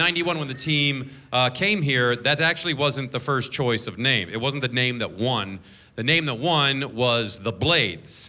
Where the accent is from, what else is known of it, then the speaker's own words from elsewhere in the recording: Seattle, Washington, United States; I'm from Seattle